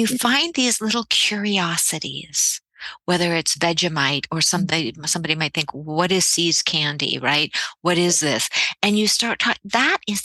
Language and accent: English; Pennsylvania, United States; I grew up in Pennsylvania, and we would visit the town of Hershey